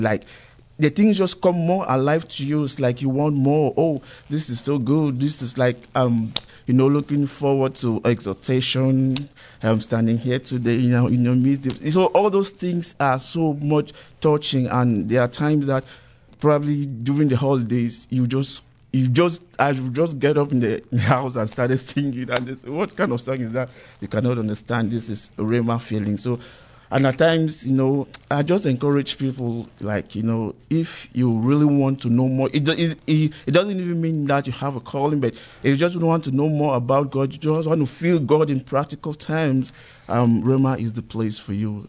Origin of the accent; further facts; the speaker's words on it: Cameroon; moved away as an adult; now in United States; I'm originally from Cameroon, but um, with Nigerian parents. So um, I came here 2011